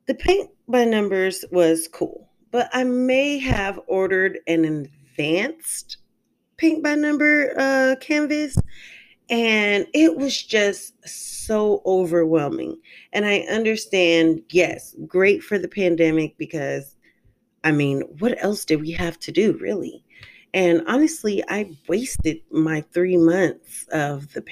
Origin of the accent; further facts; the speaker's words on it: California, United States; moved away as an adult; also born or lived in St. Louis, Missouri; now in Decatur, United States; I am a California girl. I moved from California about 6 to 7 years ago